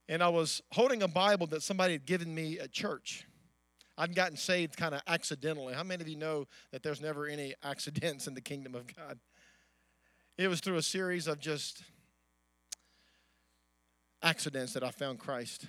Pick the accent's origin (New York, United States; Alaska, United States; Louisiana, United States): Louisiana, United States; Amite City; I was born in a little farm town. My dad was a strawberry farmer in the town of Amite City